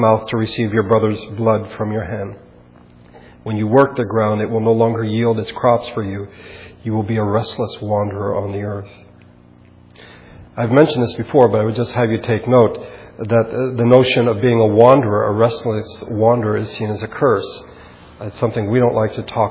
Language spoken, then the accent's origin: English; United States; Americans, which we are